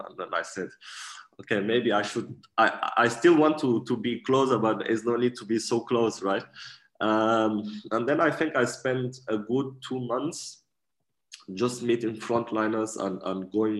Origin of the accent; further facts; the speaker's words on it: Portugal; also born or lived in Germany; I'm 29 years old. I was born in Germany and raised in Portugal. And since we are very young, my mom and my family, we used to travel quite a lot.